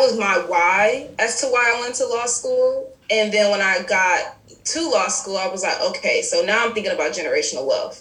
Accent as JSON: {"language": "English", "town": "Detroit", "region": "Michigan", "country": "United States", "tie": "born or raised there", "moved": "yes", "said": "Growing up in Detroit is hard"}